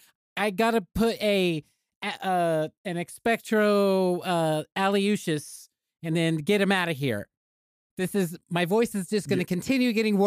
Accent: Arkansas, United States; And I grew up in Arkansas.

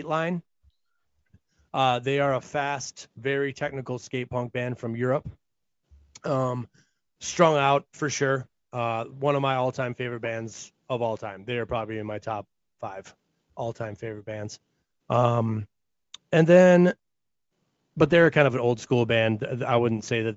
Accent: Minnesota, United States; I grew up in Minnesota

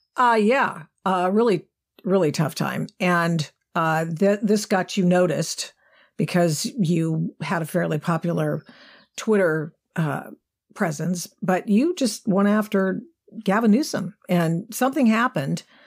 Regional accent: Pacific Northwest, Oregon, United States; coming from, growing up in the Pacific Northwest

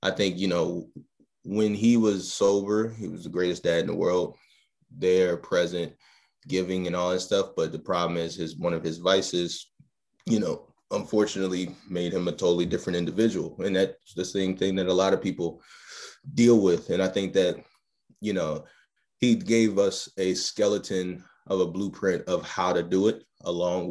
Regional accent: Baltimore, Maryland, United States; grew up in Baltimore, Maryland

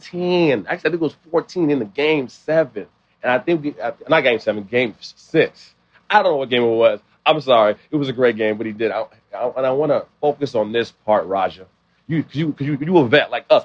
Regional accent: Liberia; I'm not Nigerian, I'm Liberian

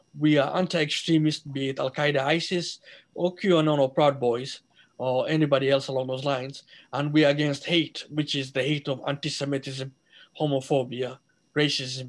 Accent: Somalia; now in Minnesota, United States; I'm a Somali

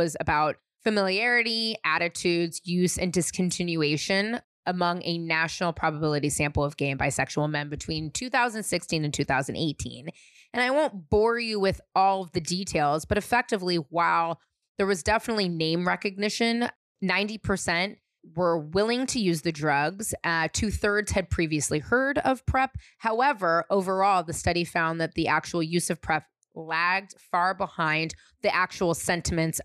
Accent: San Francisco, California, United States; he and I were growing up in San Francisco

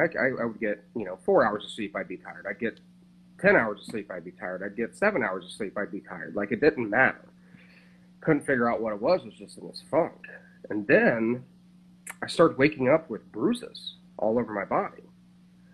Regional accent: Coshocton, Ohio, United States; coming from my hometown in Ohio, Coshocton

